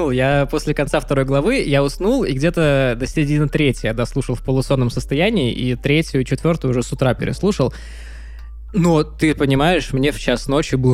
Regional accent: United States; Так в том-то и дело, что я американец

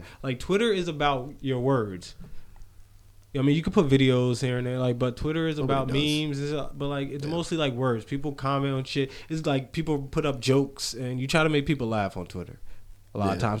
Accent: near Monmouth University, New Jersey, United States; I was born 10 minutes from Monmouth University.

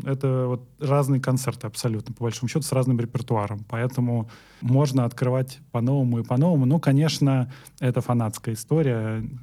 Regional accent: Ramensky District, Moscow Oblast, Russia; я из Раменского района

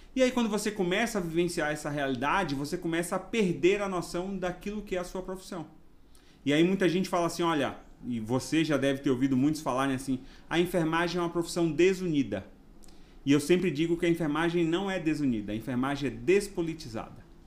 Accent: Ilhéus, Bahia, Brazil; accent: baiano; moved away as an adult; also born or lived in Osasco, São Paulo; now in São Paulo, Brazil; Tenho um sotaque baiano, mas eu sou paulista, nasci em Osasco e fui morar na Bahia com 6 anos de idade, onde eu morei por 18 anos

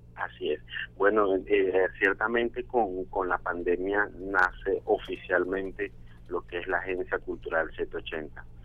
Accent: Venezuela; now in Colombia; en su mayoría somos venezolanos, ya radicados acá en Colombia desde hace más de cinco años

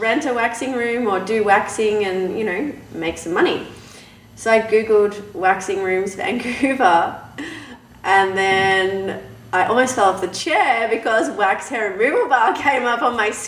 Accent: Australia; moved away as an adult; now in Canada; I'm from Australia.

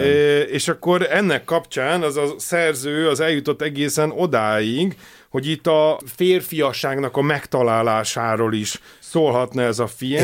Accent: Hungary

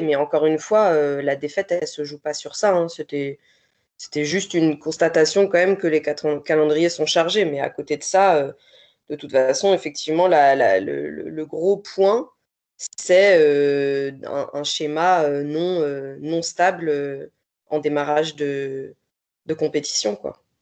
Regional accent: France; je suis française

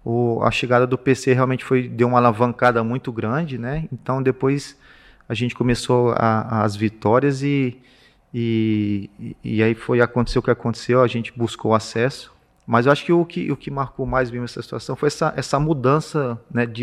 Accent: São Paulo, Brazil; also born or lived in Minas Gerais, Brazil; Meu pai trabalhava, foi onde eu nasci, mas eu também saí novo de Minas, saí é, muito pequeno. Foi, a gente foi morar no interior de São Paulo.

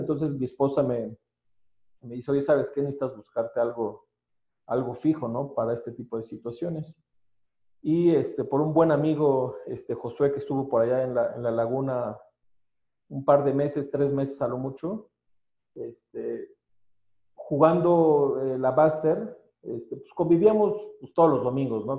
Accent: State of Mexico, Mexico; soy del Estado de México

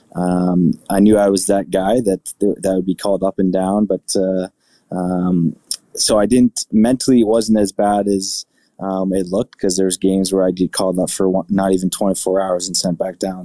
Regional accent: Burlington, Ontario, Canada; moved away; also born or lived in Buffalo; my hometown in Burlington

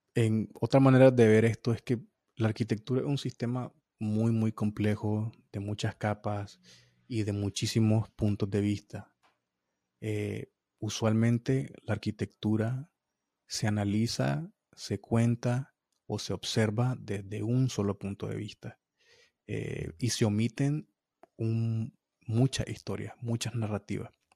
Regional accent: Nicaragua; moved away as an adult; now in United States; de Latinoamérica y de, y de, Nicaragua, mi país

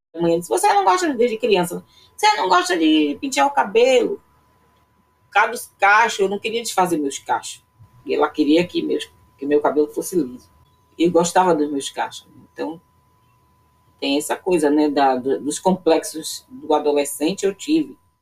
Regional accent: Una, Bahia, Brazil; Quando três anos eu fui morar numa cidade chamada Una.

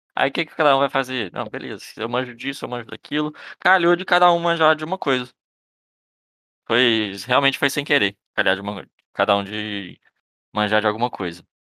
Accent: Belo Horizonte, Minas Gerais, Brazil; Sou de, sou de Belo Horizonte

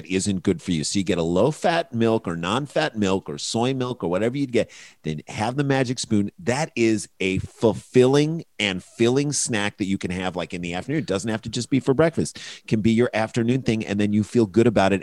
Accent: St. Louis, Missouri, United States; we grew up in St. Louis

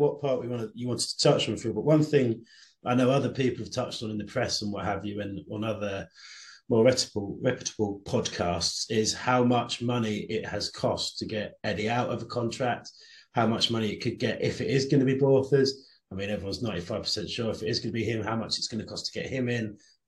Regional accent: England, United Kingdom; we're English

